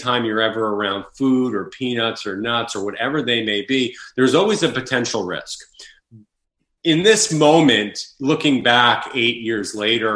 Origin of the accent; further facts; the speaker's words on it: Long Island, New York, United States; moved away as an adult; also born or lived in Connecticut / Los Angeles, California; So I was born and raised in Long Island, New York, and I went to school in Connecticut.